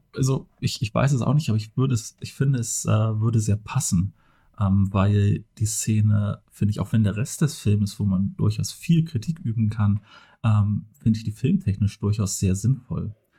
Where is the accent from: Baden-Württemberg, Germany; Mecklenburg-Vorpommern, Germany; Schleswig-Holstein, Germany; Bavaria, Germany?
Schleswig-Holstein, Germany; Flensburg; now in Kiel, Germany; zumindest bin ich in, in Flensburg geboren und ja. aufgewachsen und wohne jetzt halt in Kiel